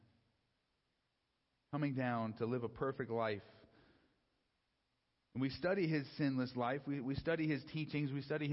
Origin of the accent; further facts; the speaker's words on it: San Diego, California, United States; also born or lived in Los Angeles; I grew up down in San Diego